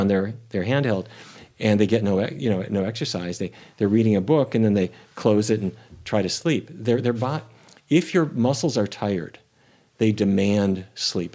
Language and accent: English; North Dakota, United States; growing up in North Dakota